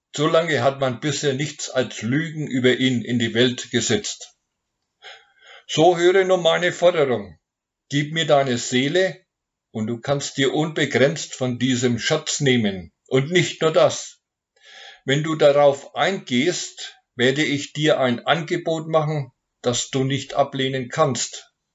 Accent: Nuremberg, Bavaria, Germany; ich komme aus Nürnberg

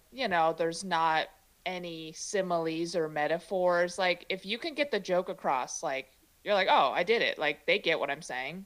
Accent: Chicago, Illinois, United States; first language Mandarin; English is a second language; now in San Francisco Bay Area, United States; I grew up in Chicago, but I didn't learn English till later

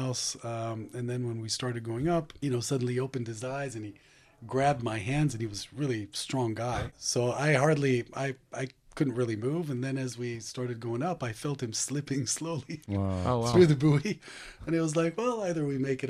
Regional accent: Haifa, Haifa District, Israel; moved away; also born or lived in East Lansing, Michigan, United States; I was born in Haifa. I grew up part of my life in the U.S., in Michigan, East Lansing.

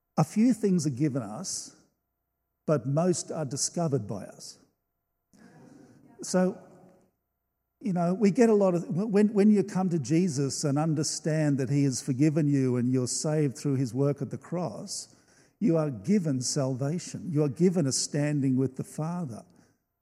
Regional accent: Australia; I love being an Australian

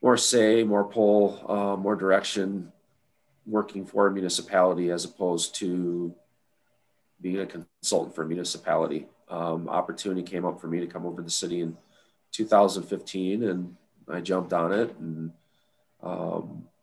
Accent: Rockford, Illinois, United States; also born or lived in Aurora, Illinois; I was born and raised here in Rockford

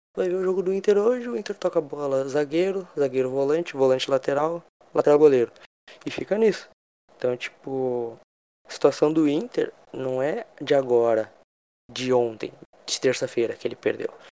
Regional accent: Rio Grande do Sul, Brazil; eu, como gaúcho

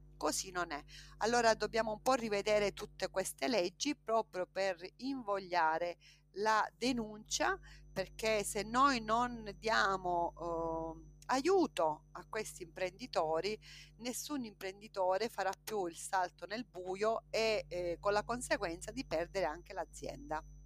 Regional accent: Partanna, Sicily, Italy; moved away as an adult; Io vengo da un paese, un piccolo paese che si chiama Partanna, in provincia di Trapani

